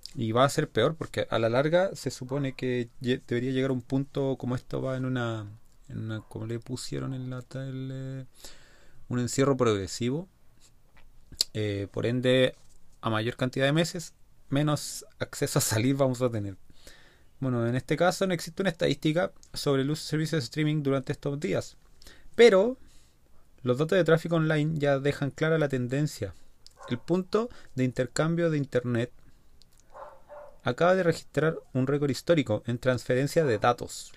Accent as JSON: {"language": "Spanish", "country": "Chile", "said": "Nosotros como chilenos"}